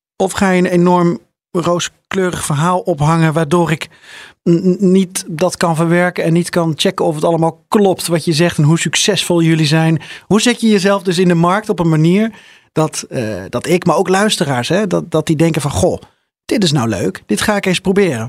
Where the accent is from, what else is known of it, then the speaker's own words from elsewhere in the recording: Netherlands; We zijn Nederlanders